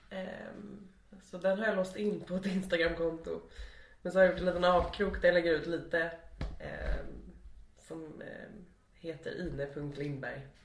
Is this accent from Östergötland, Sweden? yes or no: yes; Linköping, Östergötland, Sweden; Men du, du måste ju vara från Linköping eller hur? Och då sa jag Ja.